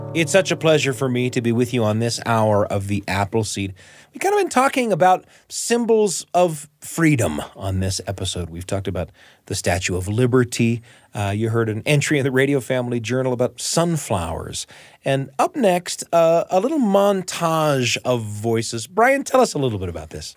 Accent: Utah, United States; My hometown is in Utah, in the United States of America.

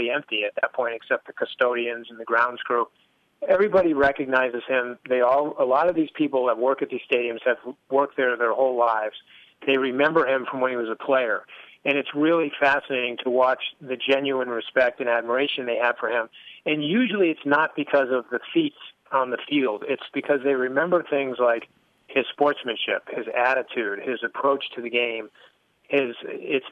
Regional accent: Connecticut, United States; I grew up in Connecticut

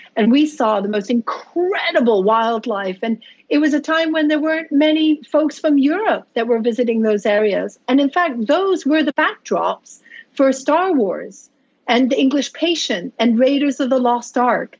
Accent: Tunisia; I grew up in Tunisia in North Africa

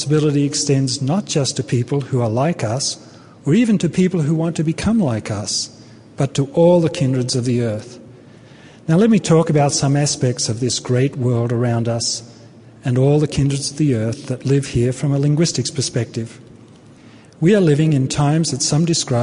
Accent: Australia; moved away as an adult; also born or lived in Brisbane, Australia / Los Angeles, United States; now in United States; I come from Australia

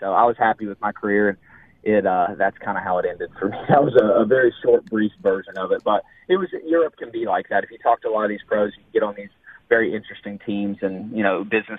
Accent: Kenna, West Virginia, United States; now in Florida, United States; So I started my own basketball training business out of a facility that was actually built in my hometown in Kenna.

